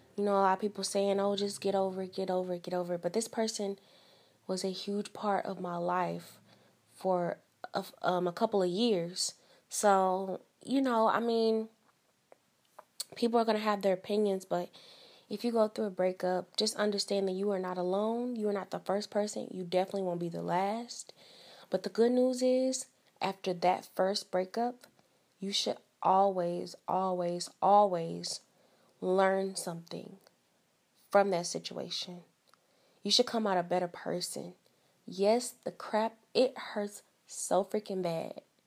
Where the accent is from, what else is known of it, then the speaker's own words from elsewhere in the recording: East St. Louis, Illinois, United States; I am from the Midwest, so I'm from Southern Illinois. I'm from East Saint Louis